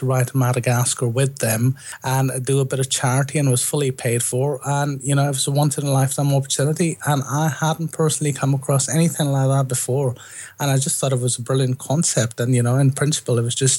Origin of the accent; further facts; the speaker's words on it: India; moved away as an adult; now in London, United Kingdom; I grew up in India